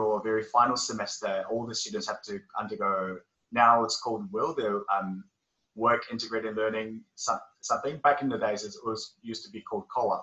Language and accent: English; Auckland, New Zealand; also born or lived in South Korea; I'm originally from South Korea. My family emigrated to New Zealand back in 2001 when I was about 9 years old. And ever since I've been living in, living in Auckland